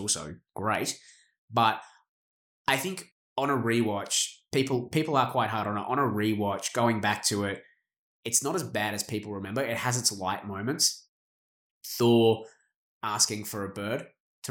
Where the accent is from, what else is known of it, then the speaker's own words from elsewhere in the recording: Australia; As an Australian